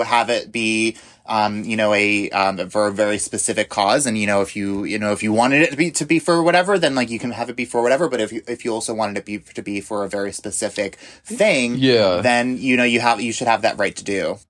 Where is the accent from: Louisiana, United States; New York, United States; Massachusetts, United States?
New York, United States; moved away; I grew up in New York, and so I am very familiar with the cold